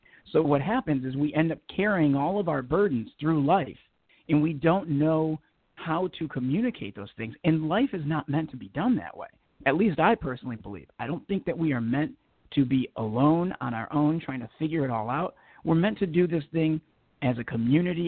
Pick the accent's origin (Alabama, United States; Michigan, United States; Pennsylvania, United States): Michigan, United States; Detroit; now in Los Angeles, United States; I'm born and raised in, you know, just outside of Southwest Detroit, about 10 minutes from downtown Detroit in Michigan.